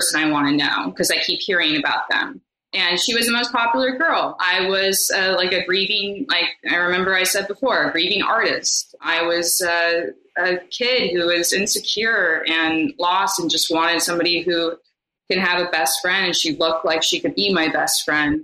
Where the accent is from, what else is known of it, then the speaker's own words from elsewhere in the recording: Beverly Hills, California, United States; I lived all over California. I lived in Beverly Hills. I grew up in Beverly Hills